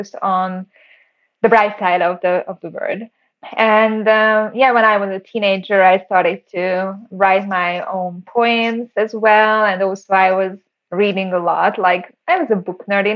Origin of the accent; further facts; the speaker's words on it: Siófok, Somogy, Hungary; I grew up in Hungary, a small town next to the Lake Balaton. It's called Siófok